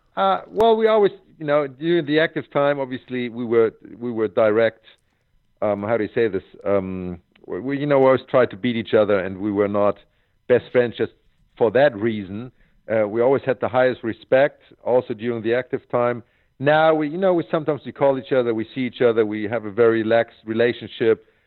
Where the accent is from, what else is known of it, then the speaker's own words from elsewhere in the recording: Hamburg, Germany; Hamburg at my hometown tournament was the most important for me because I went there as a seven year old kid